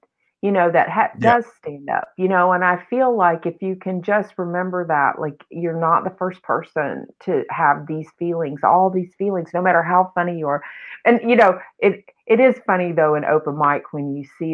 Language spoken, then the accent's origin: English; Memphis, Tennessee, United States; I grew up in Memphis and I just lived at home and went to college from home, basically.